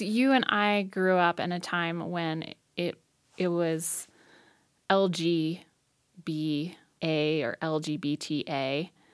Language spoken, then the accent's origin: English; Hudson, Ohio, United States; also born or lived in Rochester, New York; now in Missoula, United States; I grew up in Hudson, Ohio mostly, and now I live in Missoula, Montana